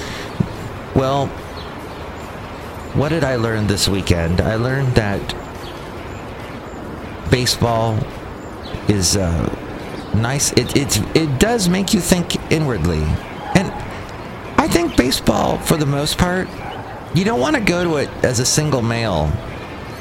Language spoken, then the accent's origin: English; United States